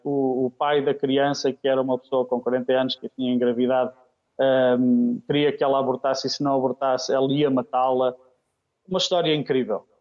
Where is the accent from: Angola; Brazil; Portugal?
Portugal; Aveiro District, Norte; moved away as an adult; also born or lived in Kenya; Eu sou natural de Oliveira das Mães, do Distrito de Aveiro, mas Diocese do Porto.